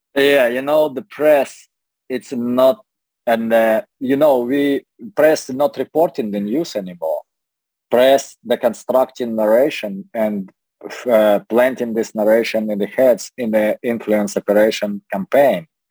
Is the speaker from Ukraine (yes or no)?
yes; Dnipro, Dnipropetrovsk Oblast, Ukraine; now in United States; Dnepropetrovsk, my hometown.